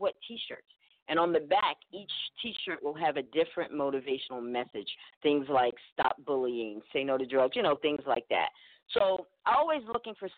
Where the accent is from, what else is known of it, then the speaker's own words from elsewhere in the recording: Alabama, United States; I'm from Alabama